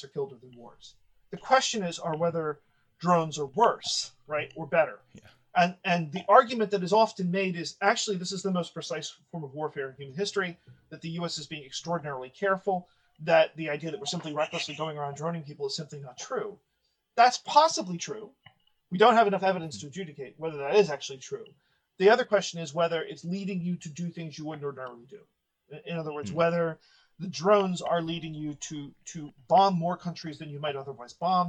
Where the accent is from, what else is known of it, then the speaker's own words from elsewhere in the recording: United States; as an American